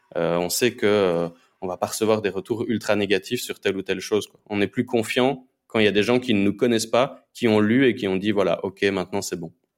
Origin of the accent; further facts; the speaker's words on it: Belgium; moved away as an adult; now in Honduras; je suis à la base, je suis belge. je me suis expatrié pour l'instant en, Amérique latine